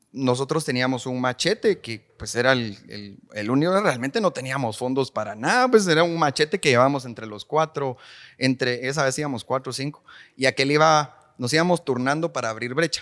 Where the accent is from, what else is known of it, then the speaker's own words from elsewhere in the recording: Guatemala City, Guatemala Department, Guatemala; Yo crecí en la Nueva Monserrata, ahí arribita